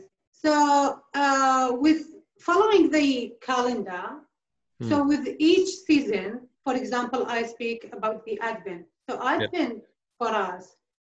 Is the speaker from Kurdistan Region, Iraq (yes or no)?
no; a village near Mosul, Nineveh, Iraq; now in Australia; it was my village also, but now it belongs to Mosul as well